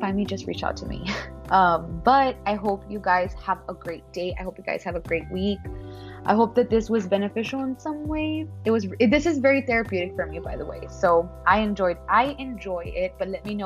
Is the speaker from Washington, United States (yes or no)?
no; Laredo, Texas, United States; moved away as an adult; also born or lived in Dallas-Fort Worth, Texas; now in San Antonio, United States; I am born and raised in Laredo, Texas